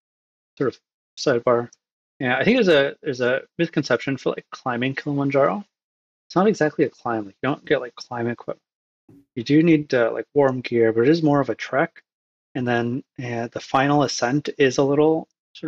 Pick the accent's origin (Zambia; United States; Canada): Canada; born or raised there; also born or lived in Egypt